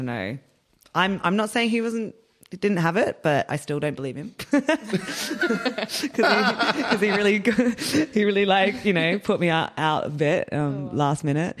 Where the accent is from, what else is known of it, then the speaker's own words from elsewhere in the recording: Melbourne, Victoria, Australia; moved away as an adult; also born or lived in London, United Kingdom; now in Berlin, Germany; I'm originally from Melbourne